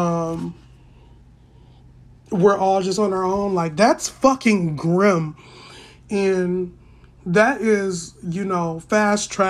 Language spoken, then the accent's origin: English; United States; I'm black, but I am African American